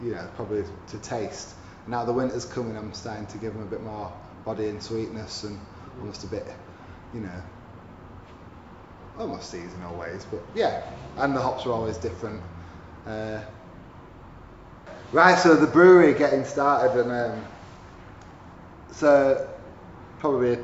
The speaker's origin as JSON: {"language": "English", "town": "Huddersfield", "region": "Yorkshire and the Humber", "country": "United Kingdom", "tie": "born or raised there", "said": "They also have a coffee shop in my hometown, Huddersfield, called Coffee Evolution."}